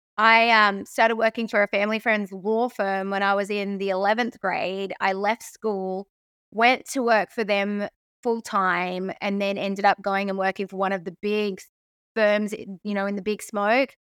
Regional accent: Sydney, New South Wales, Australia; moved away as an adult; also born or lived in Crookwell, New South Wales; now in United States; I grew up pretty much weekdays in Bronte and weekends on the farm

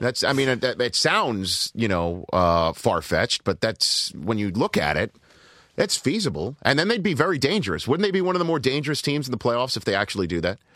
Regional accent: New York, United States; I'm a New Yorker

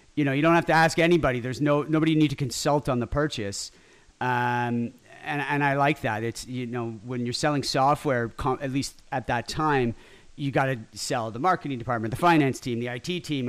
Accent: Ottawa, Ontario, Canada; also born or lived in Montreal; now in Toronto, Canada; I was born in Ottawa

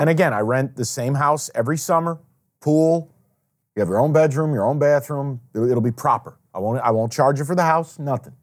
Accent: Saratoga Springs, New York, United States; now in Detroit, United States; I go home, when I go home to Saratoga

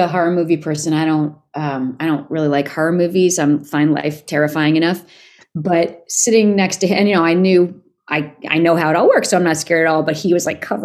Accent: New York, United States; moved away as an adult; also born or lived in Los Angeles; I'm a New Yorker. I'm never moving to LA.

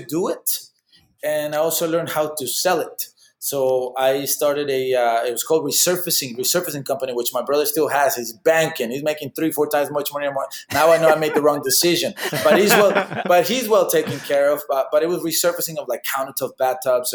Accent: Mexico; also born or lived in Texas / Austin; now in Orlando, United States; me growing up in Mexico

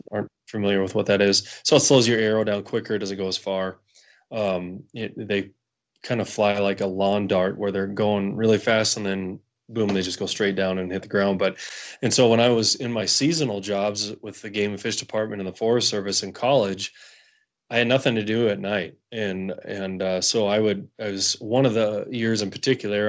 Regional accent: Western North Dakota, United States; I grew up hunting mule deer um, in the Badlands of Western North Dakota

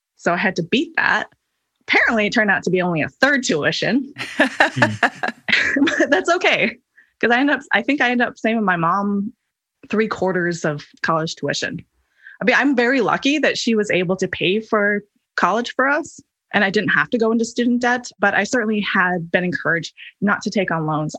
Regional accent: Hawaii, United States; I grew up in Hawaii, which is a notoriously high cost of living area

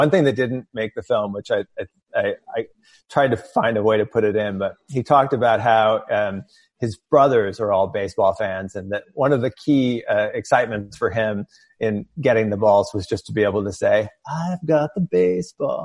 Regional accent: outside of St. Louis, Southern Illinois, United States; I grew up in Southern Illinois outside of St. Louis

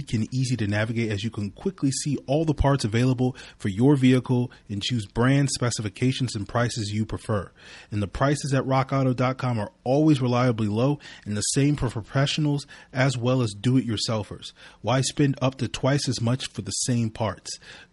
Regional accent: Virginia, United States; my home state of Virginia

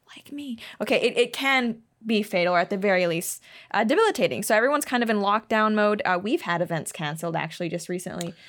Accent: Hong Kong; moved away; also born or lived in Shanghai, China; I grew up in Hong Kong

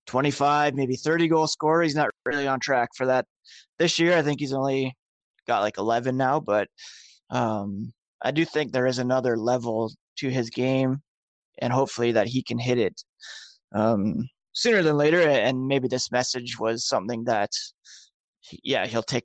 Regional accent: Ottawa, Ontario, Canada; I grew up in Ottawa

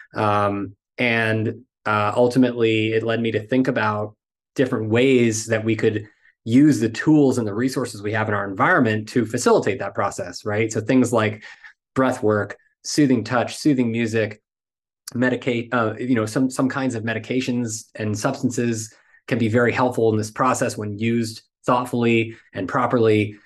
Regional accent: United States; as American men

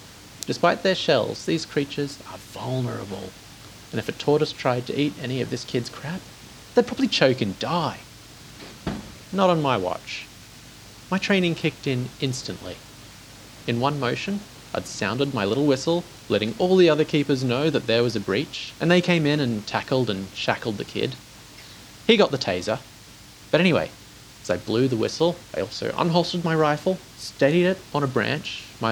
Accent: Baltimore, Maryland, United States; accent: Baltimore; I'm Baltimore born and bred. Come on.

